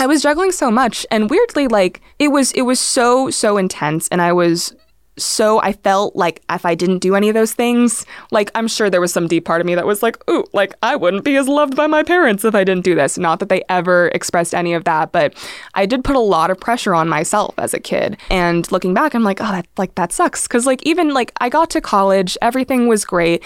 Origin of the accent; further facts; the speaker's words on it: Irvine, California, United States; growing up in Irvine